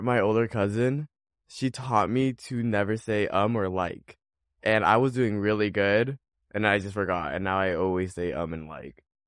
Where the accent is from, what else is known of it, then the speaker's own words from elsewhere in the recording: Orange County, California, United States; I'm from Orange County